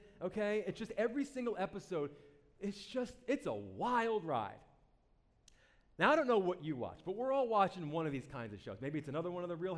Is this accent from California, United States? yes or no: no; New Jersey, United States; I'm from New Jersey